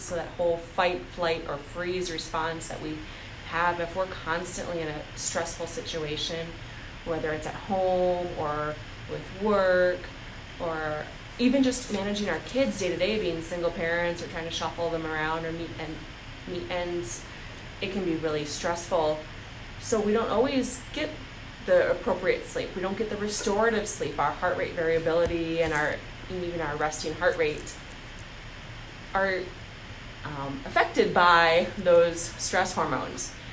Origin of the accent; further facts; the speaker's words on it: Sioux Falls, South Dakota, United States; also born or lived in Pine Ridge, South Dakota; I grew up in Sioux Falls. I'm from South Dakota.